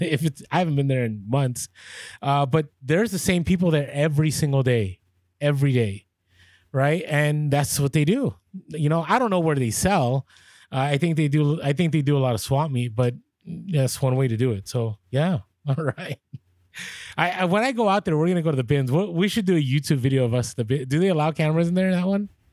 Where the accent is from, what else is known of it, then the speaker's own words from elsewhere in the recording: San Francisco, California, United States; moved away; I grew up in San Francisco